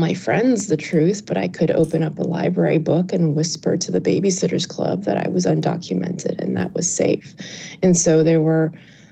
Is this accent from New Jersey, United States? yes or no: no; New York City, New York, United States; born or raised there; English is a second language